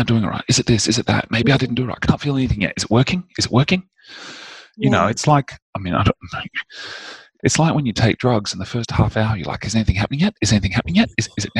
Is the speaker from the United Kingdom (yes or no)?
no; Indonesia; I grew up in Indonesia, and there was a much stronger sense of mysticism and a much more mature understanding of the energetic realm.